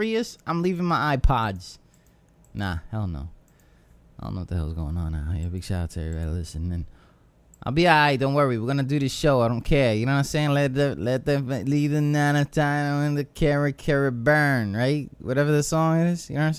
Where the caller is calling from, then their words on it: Virginia Beach, Virginia, United States; I'm live from Virginia Beach, Virginia.